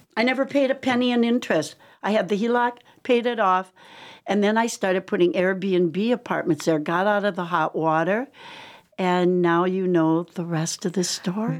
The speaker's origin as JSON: {"language": "English", "region": "Wisconsin", "country": "United States", "tie": "born or raised there", "also_born_or_lived": "Lake Michigan", "moved": "yes", "said": "Growing up in Wisconsin"}